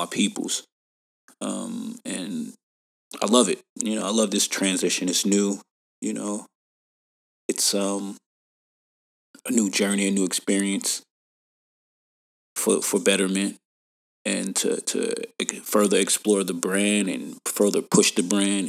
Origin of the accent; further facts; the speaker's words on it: New York, United States; also born or lived in Atlanta; now in Dublin, California, United States; New York, my home state